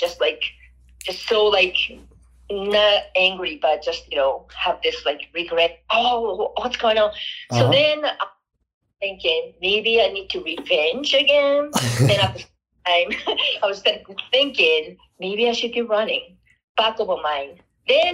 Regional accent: Japan; English is a second language; moved away as an adult; now in Colorado, United States; I grew up in Japan. I was born and raised there

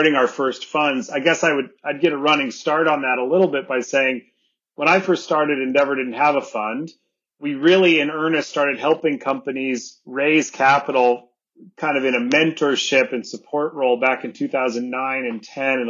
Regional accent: Sonoma Valley, California, United States; moved away as an adult; also born or lived in Buenos Aires, Argentina / Germany / London / New York; I grew up here in the Sonoma Valley.

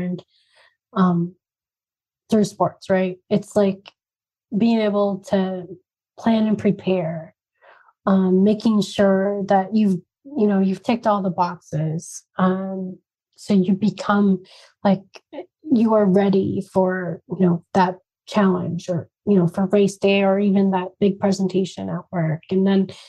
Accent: Spokane, Washington, United States; also born or lived in India / New York; now in Phoenix, United States; my hometown in Spokane

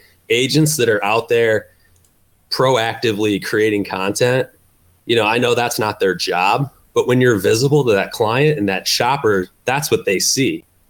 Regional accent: Midwest, United States; I grew up in the Midwest. So every Little League team that I ever played for, you know, was sponsored by a local insurance agent

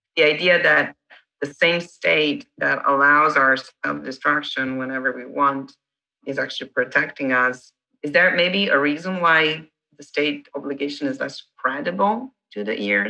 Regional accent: Italy; English is a second language; now in United States; I'm the Italian

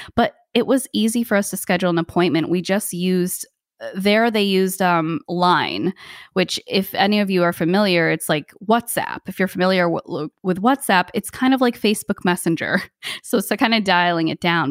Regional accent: United States; also born or lived in Thailand; now in New Jersey, United States; I am the first person in my family born in America.

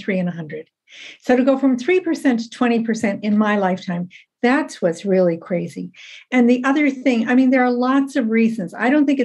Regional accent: Ohio, United States; moved away as an adult; now in Canada; I'm in Canada. So I'm originally an American, born and raised in Ohio, trained in the States

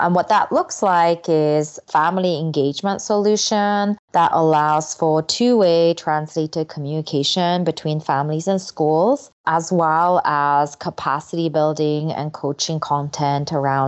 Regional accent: England, United Kingdom; English is a second language; also born or lived in South Korea; Yeah, so I'm originally Korean. Well, I guess I'm still Korean. I still have a passport. So I was born in Korea. And when I was 8, my family moved to England. So I was an English language learner pretty much for the first time when I moved there.

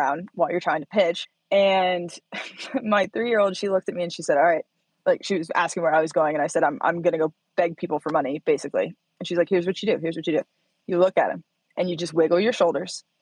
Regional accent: Bloomington, Indiana, United States; moved away as an adult; now in Reno, United States; Bloomington, Indiana. Yep. Middle of nowhere

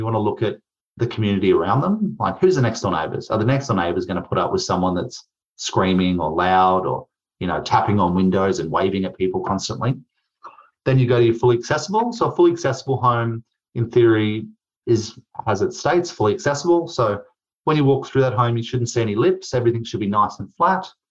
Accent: Queensland, Australia; I'm from Queensland.

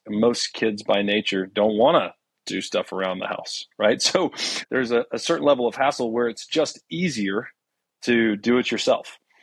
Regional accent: Houston, Texas, United States; I was born in Houston

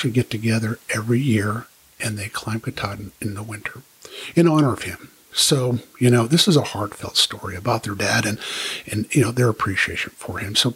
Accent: Maine, United States; I'm from Maine

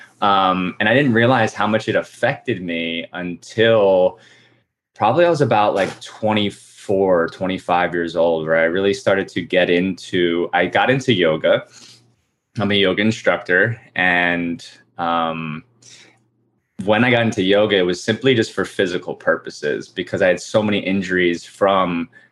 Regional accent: New Jersey, United States; I grew up in New Jersey

